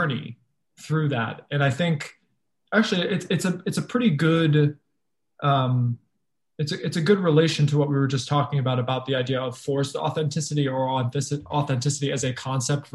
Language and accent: English; Fall River, Massachusetts, United States; moved away; going back to my hometown